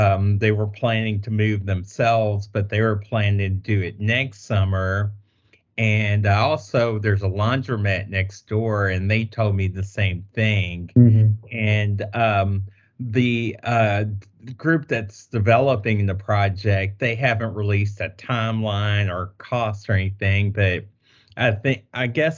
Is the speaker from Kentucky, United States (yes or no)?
yes; Louisville, Kentucky, United States; I grew up like on Hill Street close